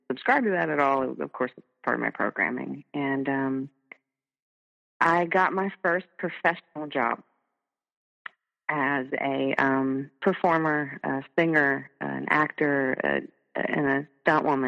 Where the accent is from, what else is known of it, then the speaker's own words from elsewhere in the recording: North Carolina, United States; moved away; my home state, which is North Carolina